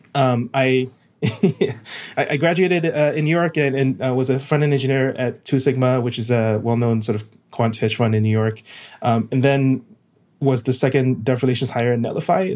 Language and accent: English; Singapore; moved away as an adult; now in United States; I'm originally from Singapore